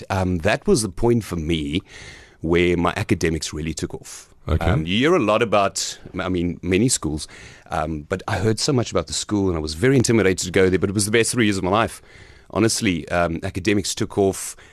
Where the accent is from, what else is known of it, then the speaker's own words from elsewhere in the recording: Gqeberha, Eastern Cape, South Africa; So I am here from PE. Um, hmm. I grew up in PE mostly. And I say mostly because I was thrown around quite a bit. So um, I went to Greenwood Primary School up until grade three uh, here in Gqeberha